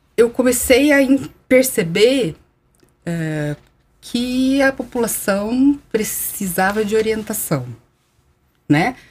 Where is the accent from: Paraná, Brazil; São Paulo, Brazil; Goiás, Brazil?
São Paulo, Brazil; Araraquara; eu sou nascida em Araraquara